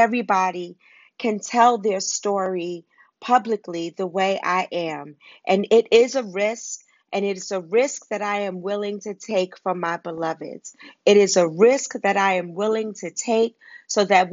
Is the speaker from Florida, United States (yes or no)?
no; New York City, New York, United States; I grew up in Harlem and Wagner Projects